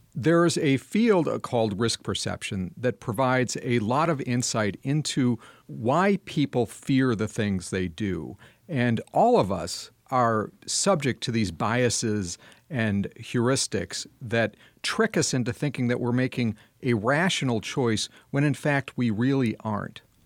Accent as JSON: {"language": "English", "town": "Madison", "region": "Wisconsin", "country": "United States", "tie": "born or raised there", "said": "my hometown of Madison, Wisconsin"}